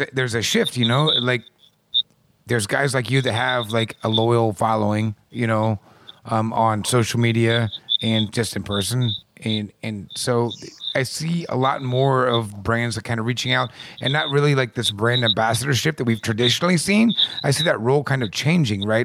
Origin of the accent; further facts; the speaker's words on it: Midwest, United States; I'm from the Midwest